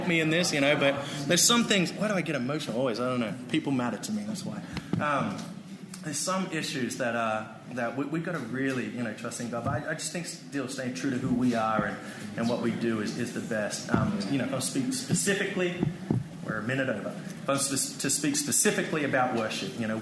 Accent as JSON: {"language": "English", "country": "Australia", "moved": "as an adult", "lives_now": "United States", "said": "I'm an Australian. I'm white"}